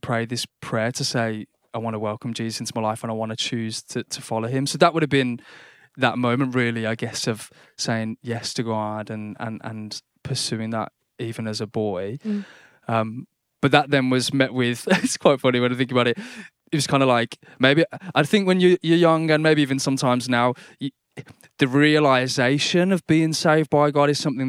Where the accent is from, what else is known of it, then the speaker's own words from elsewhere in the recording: Birmingham, West Midlands, United Kingdom; They were of the church I grew up in Silly Oak in Birmingham.